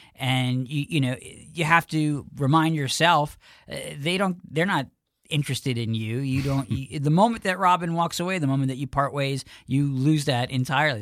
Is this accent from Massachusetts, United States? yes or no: no; New York, United States; I was from New York